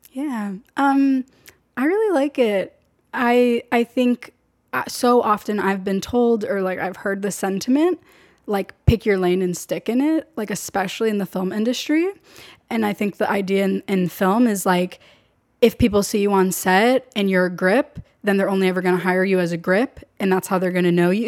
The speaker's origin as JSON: {"language": "English", "town": "San Diego", "region": "California", "country": "United States", "tie": "born or raised there", "moved": "as an adult", "lives_now": "Los Angeles, United States", "said": "I'm from San Diego. I was born and raised in San Diego my entire life."}